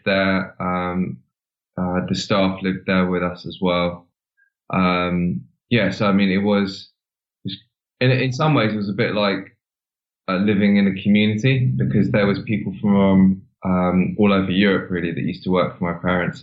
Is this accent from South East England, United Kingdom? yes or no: yes; Ripley, South East England, United Kingdom; moved away as an adult; also born or lived in Cornwall; now in London, United Kingdom; I grew up in Surrey, which is sort of cosmopolitan part, or sorry, suburbia part of London